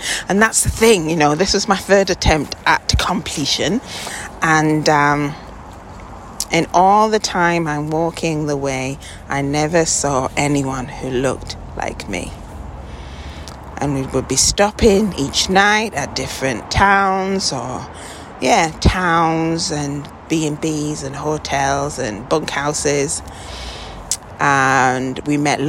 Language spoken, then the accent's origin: English; Yorkshire Moors and Dales, Yorkshire and the Humber, United Kingdom; growing up in the Yorkshire Moors and Dales